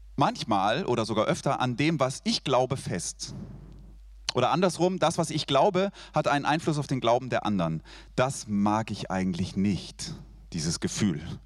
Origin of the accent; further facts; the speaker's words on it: Switzerland; Ich bin Schweizer